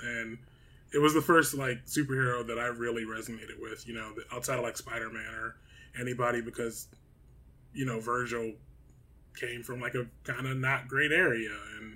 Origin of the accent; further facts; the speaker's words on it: Detroit, Michigan, United States; moved away; And I'm black, I was from Detroit